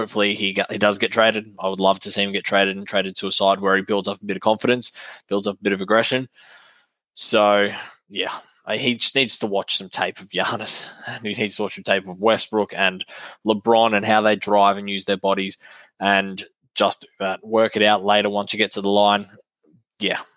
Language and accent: English; Australia; being an Aussie